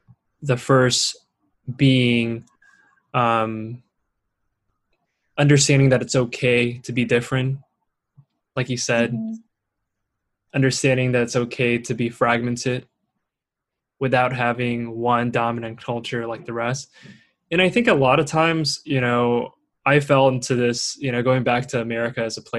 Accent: Singapore; also born or lived in Torrance / Shanghai; I was born in Torrance, so ask me which high school I went to, and I'm like, dang, they're gonna get me, and I gotta go explain this whole thing that I was born here, I grew up in Singapore and Shanghai

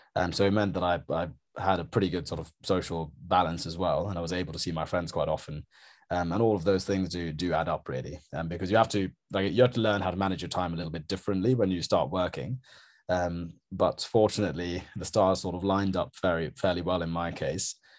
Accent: Norwich, East of England, United Kingdom; moved away as an adult; also born or lived in Sri Lanka; now in London, United Kingdom; I grew up in Norwich, so I had a relatively kind of small town

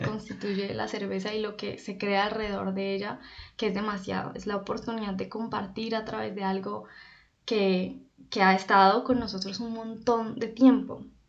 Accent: Popayán, Cauca, Colombia; yo soy de Popayán, Cauca, Colombia

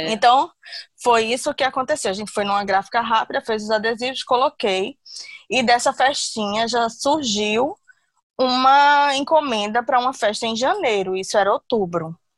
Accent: Recife, Pernambuco, Brazil; also born or lived in Manaus; now in Natal, Brazil; eu moro em Natal há 13 anos, tenho duas filhas, uma de 16 e uma de 18. E sou de Recife, mas morei muitos anos em Manaus também.

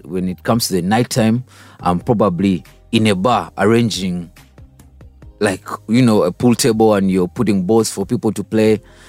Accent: Kampala, Central Region, Uganda; also born or lived in Kashari, Uganda; I grew up from around Kampala, Chitintale

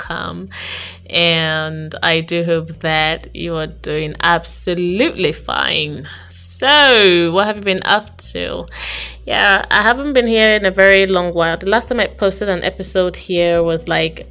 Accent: Abia, Nigeria; I was born in Abia State, and I basically grew up with my aunt, my dad's sister

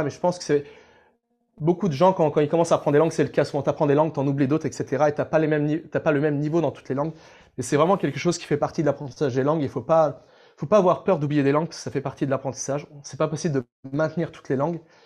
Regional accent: France; on est français

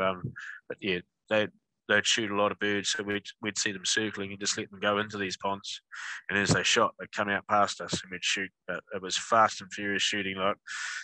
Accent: Manawatū-Whanganui, New Zealand; I'm a born and bred Manawatu guy. Still live here. I live about 20 minutes from where I grew up.

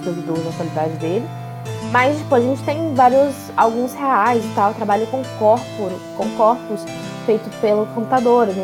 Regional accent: Minas Gerais, Brazil; E eu sou daqui de Minas

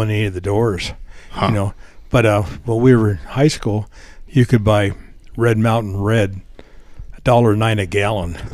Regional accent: Livermore, California, United States; moved away as an adult; also born or lived in Bozeman, Montana; now in Belgrade, Montana, United States; I grew up in California, Northern California, in the East Bay, Livermore, which was a small town when I grew up

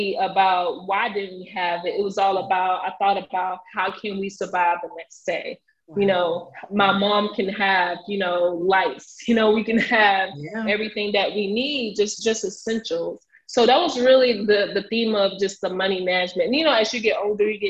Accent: United States; I am a first generation Haitian American, born and raised in Buck City Glades.

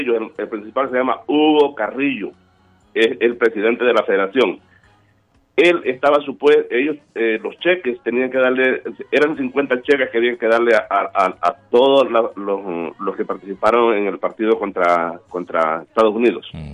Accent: El Salvador; como salvadoreño

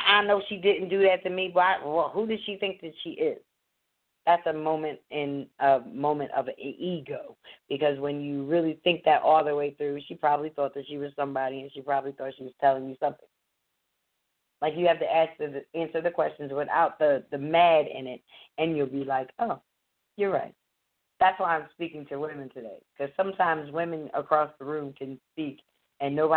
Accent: Abington, Pennsylvania, United States; I grew up black in Abington, Pennsylvania

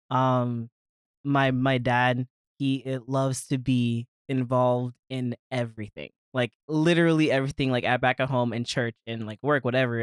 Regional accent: Maryland, United States; moved away as an adult; I'm originally from Maryland. Okay. Lived there my entire life, was born and raised

